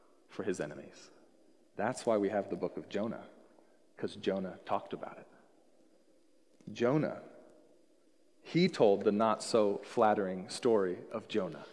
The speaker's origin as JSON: {"language": "English", "town": "Seattle", "region": "Washington", "country": "United States", "tie": "born or raised there", "also_born_or_lived": "Colorado", "moved": "as an adult", "said": "I was born here in the Seattle area"}